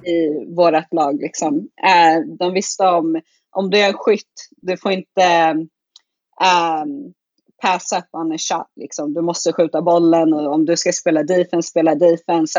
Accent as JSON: {"language": "Swedish", "country": "Sweden", "also_born_or_lived": "Muncie, Indiana, United States", "moved": "as an adult", "said": "det är ingen som tror att jag är svensk förrän jag börjar prata svenska"}